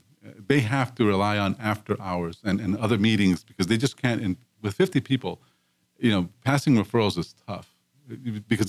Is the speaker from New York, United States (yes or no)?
no; Los Angeles, California, United States; growing up in East Los Angeles, where I grew up